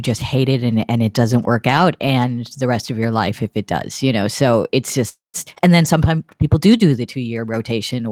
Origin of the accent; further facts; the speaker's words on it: Chicago, Illinois, United States; moved away as an adult; also born or lived in Boston / Cambridge, United Kingdom; now in China; I born and raised in Chicago, school in Boston, and in 93, I was working for the consulting company Arthur D. Little.